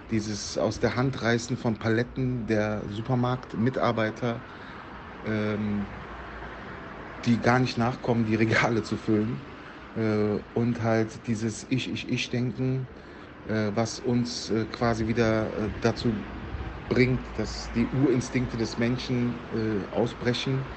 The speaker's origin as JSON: {"language": "German", "town": "Cologne", "region": "North Rhine-Westphalia", "country": "Germany", "tie": "born or raised there", "said": "ich bin in Südstadt jung, ne? aufgewachsen am Plotikplatz, Plotigplatz, äh, geboren äh, in der Erse Straße."}